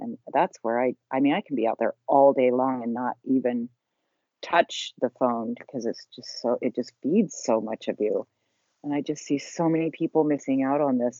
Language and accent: English; Salt Lake City, Utah, United States; I was raised in Salt Lake City, Utah